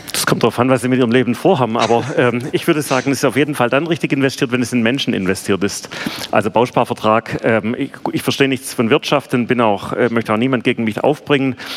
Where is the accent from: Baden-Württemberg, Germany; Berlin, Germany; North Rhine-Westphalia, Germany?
Baden-Württemberg, Germany; Bad Urach; accent: Swabian; also born or lived in Ludwigsburg; Ich bin geboren in Bad Urach, also wir können auch Schwäbisch schwätzen, aber ähm, ich versuche es mal auf Deutsch. Und ähm, bin auf der Schwäbischen Alb aufgewachsen